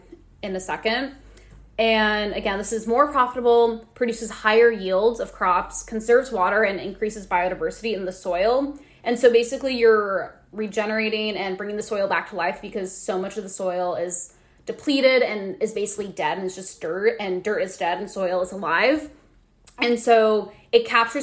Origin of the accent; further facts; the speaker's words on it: Nebraska, United States; growing up in Nebraska, that's, like, wherever you're driving, it's typically always, yeah, like, just, like, corn